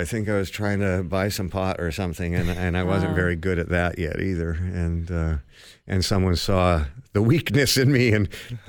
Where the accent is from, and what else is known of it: Toronto, Ontario, Canada; born or raised there; also born or lived in London, England / Los Angeles